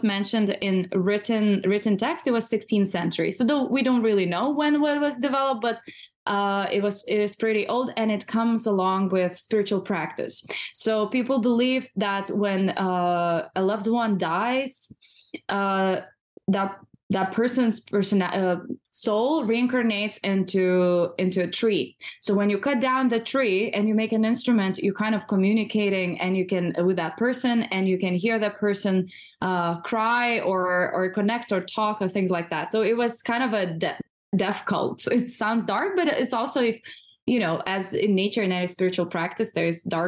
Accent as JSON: {"language": "English", "region": "eastern Lithuania", "country": "Lithuania", "tie": "born or raised there", "moved": "as an adult", "lives_now": "New York City, United States", "said": "my hometown is a small town in eastern part of Lithuania in a national park."}